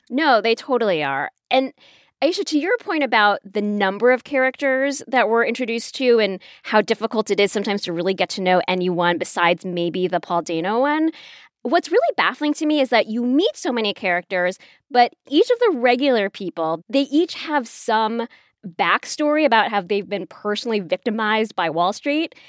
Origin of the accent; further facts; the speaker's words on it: Chicago, Illinois, United States; I'm from Chicago